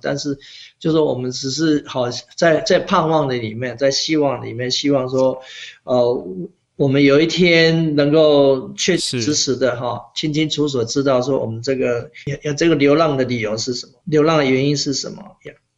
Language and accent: Chinese; Pingtung County, Taiwan; moved away as an adult; also born or lived in Canada; now in Sugar Land, United States; 我从小在屏东长大的时候，我们家是种田的